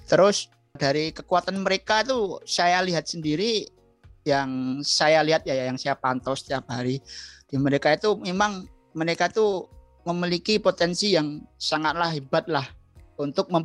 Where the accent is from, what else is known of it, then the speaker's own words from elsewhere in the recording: Bantul, Special Region of Yogyakarta, Indonesia; born there; Lahir di Bantul ya